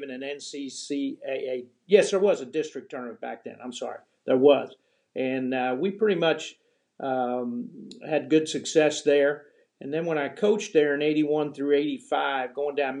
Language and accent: English; Amish country in Pennsylvania, United States; moved away as an adult; also born or lived in Tennessee; I grew up in Amish country in Pennsylvania, so all my brothers played soccer.